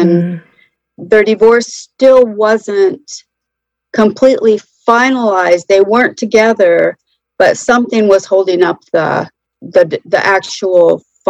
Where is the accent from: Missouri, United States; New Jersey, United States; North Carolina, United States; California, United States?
North Carolina, United States; I'm 63, and I am from North Carolina.